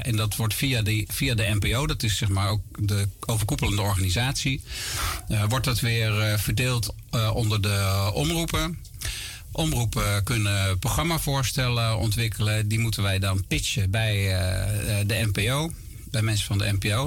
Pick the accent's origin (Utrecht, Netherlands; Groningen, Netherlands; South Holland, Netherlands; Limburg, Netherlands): South Holland, Netherlands; Gorinchem; now in near Amersfoort, Netherlands; Ik ben opgegroeid en geboren in Gorkum plaatsje aan de rivier de Merwede